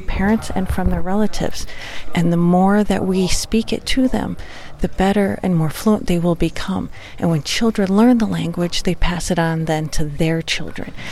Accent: St. Croix tribe, Wisconsin, United States; I'm Ojibwa from the St. Croix tribe of uh, Ojibwa in Wisconsin and the United States

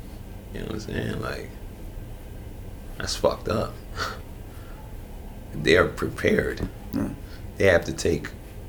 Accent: Newark, New Jersey, United States; Then I've gone from that to within the framework of New Jersey, I've had people tell me they can't fuck with me because I'm from Newark, nigga.

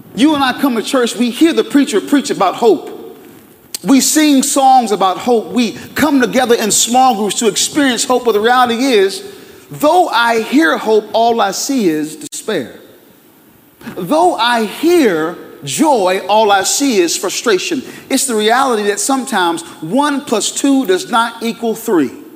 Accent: Durham, North Carolina, United States; I'm a Durham boy, born and raised in Durham

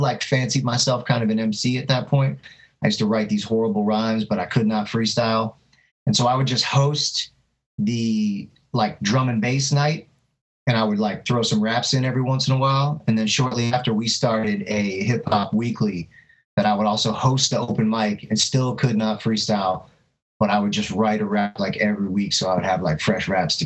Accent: Fort Lauderdale, Florida, United States; also born or lived in Miami / Berlin; Born in Miami, but born and raised in Fort Lauderdale, Florida.

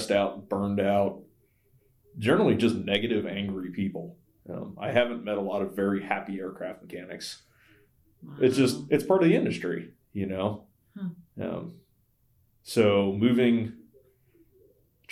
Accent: Virginia, United States; moved away; I talked to a pastor that I grew up with back in Virginia

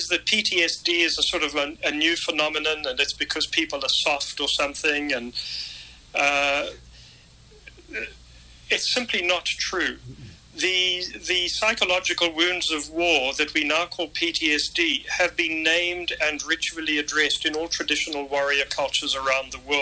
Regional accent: South Africa; now in Pittsburgh, United States; I was a white South African paratrooper

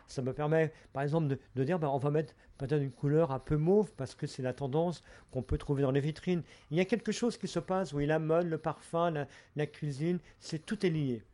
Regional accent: Brittany, France; je suis breton, je viens de la rivière d'Etel, un petit village où on appelait ça le vieux passage

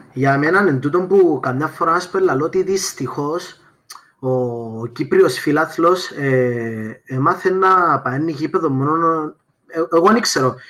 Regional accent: Paphos, Paphos District, Cyprus; moved away as an adult; είμαι από την Πάφο

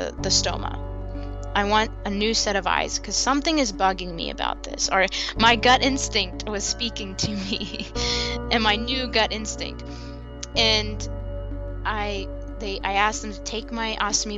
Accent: Huntsville, Alabama, United States; I was born in Huntsville, Alabama, in the South. Growing up in Alabama, I had a very thriving childhood

